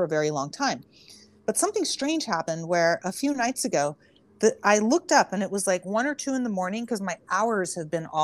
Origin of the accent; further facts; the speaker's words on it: Santa Cruz, California, United States; I was born and raised in Santa Cruz, which is like, you know, very earthy